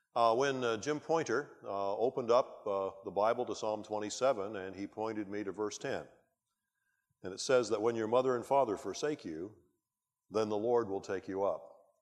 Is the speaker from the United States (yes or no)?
no; Canada; as a Canadian and a, a British subject